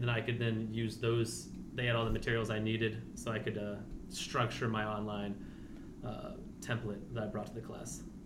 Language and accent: English; Culpeper County, Virginia, United States; I'm also from Culpeper County, uh, Virginia